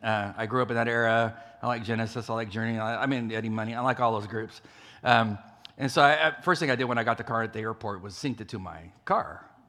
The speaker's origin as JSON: {"language": "English", "region": "California", "country": "United States", "tie": "born or raised there", "moved": "as an adult", "said": "I traveled out to California, my home state"}